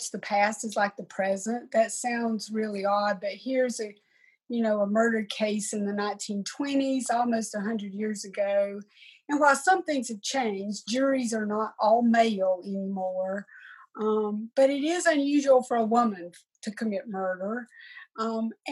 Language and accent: English; Upstate South Carolina, United States; moved away as an adult; now in Charlotte, United States; I'm a South Carolina girl. I grew up in the Hill Country in South Carolina and have lived in Charlotte now for 35 years or so